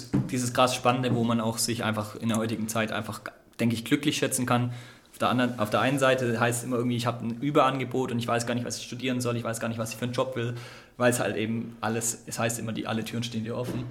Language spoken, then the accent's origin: German; Ditzingen, Baden-Württemberg, Germany; moved away as an adult; now in Konstanz, Germany; Ich bin eigentlich aus der Nähe von Stuttgart.